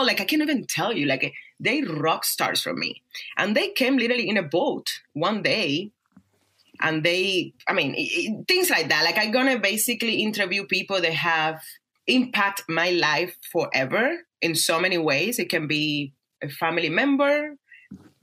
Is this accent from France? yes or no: no; Cuba; English is a second language; now in Las Vegas, United States; my life growing up in Cuba, how I became a dancer, how I came to America